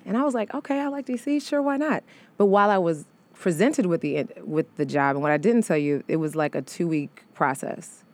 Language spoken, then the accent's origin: English; St. Louis, Missouri, United States; moved away as an adult; also born or lived in Chicago; now in New York, United States; I'm from Saint Louis, but I was then living in Chicago